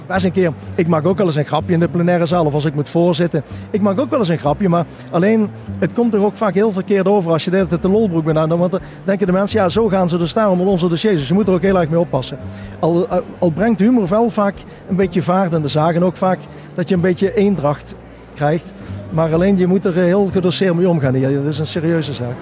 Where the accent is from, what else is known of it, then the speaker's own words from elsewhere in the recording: South Limburg, Netherlands; ik kom natuurlijk uit Zuid-Limburg vandaan.